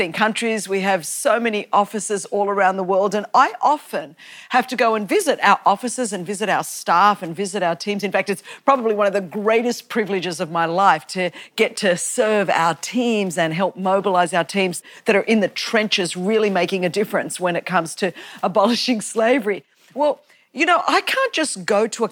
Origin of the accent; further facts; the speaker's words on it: Australia; now in United States; I was born in Australia. My parents were immigrants into Australia